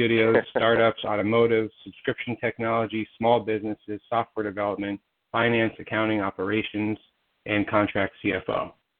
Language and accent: English; Silicon Valley, California, United States; I was raised in Silicon Valley.